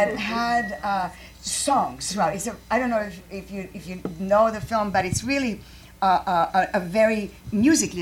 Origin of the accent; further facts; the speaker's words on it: Croatia; English is a second language; moved away as an adult; also born or lived in Chicago; now in United States; I'm from Croatia, and I studied English and Italian.